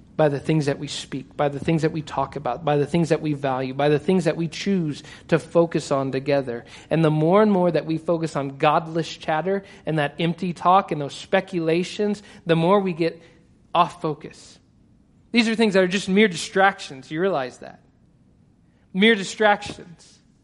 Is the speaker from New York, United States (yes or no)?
no; Texas, United States; I'm Texan